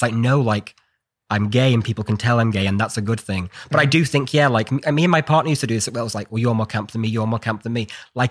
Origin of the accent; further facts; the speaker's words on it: United Kingdom; I'm just British.